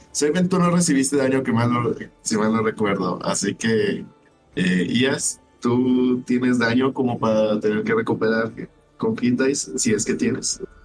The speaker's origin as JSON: {"language": "Spanish", "town": "Ensenada", "region": "Baja California", "country": "Mexico", "moved": "yes", "lives_now": "Monterrey, Mexico", "said": "soy de Ensenada"}